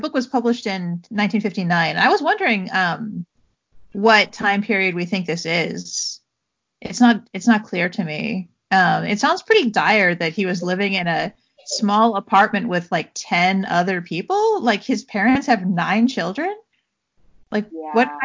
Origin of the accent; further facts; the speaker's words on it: Southern California, United States; we grew up in Southern California